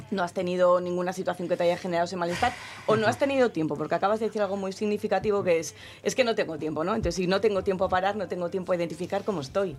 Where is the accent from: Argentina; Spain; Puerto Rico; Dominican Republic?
Spain; Gijón, Asturias; Los que somos de Gijón